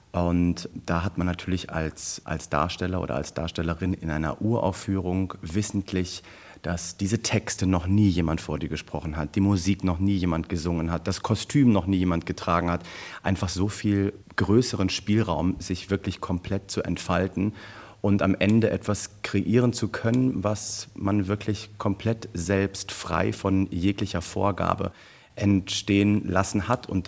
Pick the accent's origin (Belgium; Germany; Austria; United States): Germany; Wuppertal, North Rhine-Westphalia; in meiner Heimatstadt, in meinem Heimatwohnort äh, Wuppertal an der Oper spielen zu dürfen